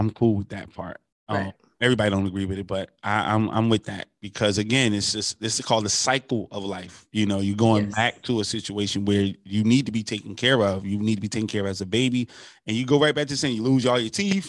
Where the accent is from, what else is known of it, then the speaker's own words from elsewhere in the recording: North New Jersey, United States; I know growing up in New Jersey, where I grew up at, it was plants all over the place. You know, it was very industrialized, and now it's deindustrialized.